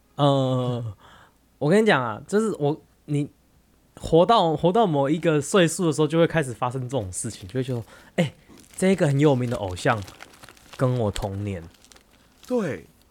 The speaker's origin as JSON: {"language": "Chinese", "country": "Taiwan", "moved": "yes", "said": "我们台湾人"}